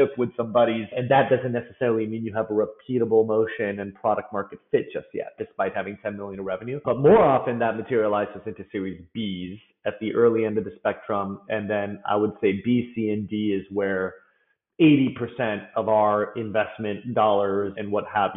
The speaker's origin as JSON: {"language": "English", "area": "Bay Area", "region": "California", "country": "United States", "tie": "born or raised there", "said": "I was born and raised in the Bay Area"}